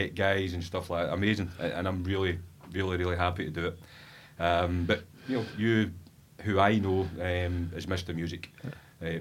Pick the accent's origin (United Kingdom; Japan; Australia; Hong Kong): United Kingdom; East Kilbride, Scotland; also born or lived in Glasgow / Airdrie; 7 years old, I moved to Greenhouse in East Kilbride